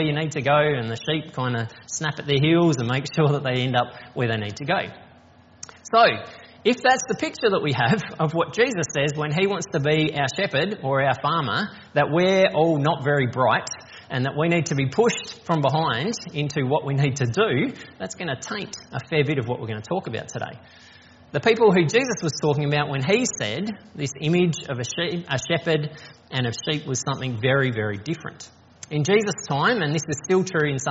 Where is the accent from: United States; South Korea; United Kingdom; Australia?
Australia; Strathalbyn, South Australia; also born or lived in Hawker / Yorketown; now in Adelaide, Australia; So I grew up in the country, so I was born here in Adelaide, but when I was 6 months old we moved to Hawker in the Flinders Ranges, and then when I was 3 we moved to Yorktown on the York Peninsula, and then when I was 10 we moved to Strathalbyn up in the hills, and I was there until I finished high school